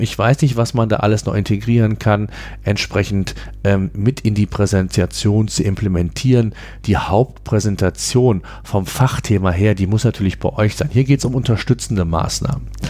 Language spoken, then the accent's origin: German; Germany; bei uns in Deutschland